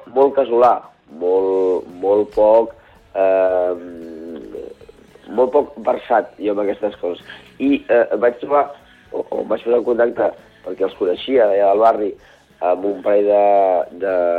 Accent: Barcelona, Catalonia, Spain; now in Vallès Occidental, Spain; he nascut al barri de Gràcia, soc barceloní, sí. i ara visc a, a, al Vallès Occidental

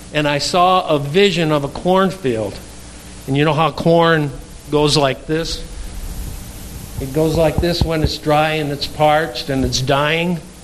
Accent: Darlington, Wisconsin, United States; I'm from Darlington, Wisconsin

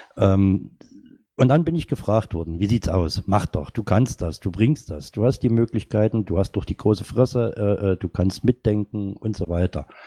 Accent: Saxony, Germany; moved away; also born or lived in North Rhine-Westphalia; bin gebürtiger Sachser

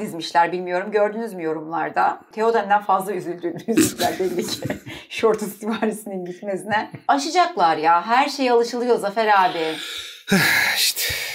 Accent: Mediterranean Region, Turkey; Akdenizliyim abi ben

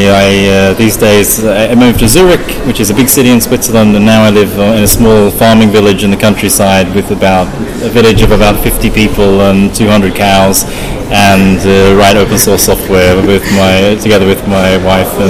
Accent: Australia; moved away; So uh, I'm, I'm from Australia, um, but my, my voice probably doesn't sound that Australian because I've been away for about 15 years.

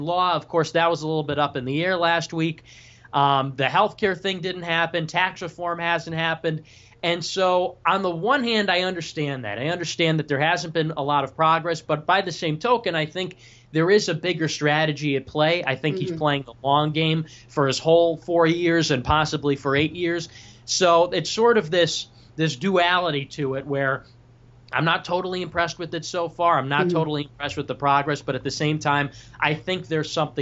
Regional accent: Chicago, Illinois, United States; I'm from Chicago, Illinois

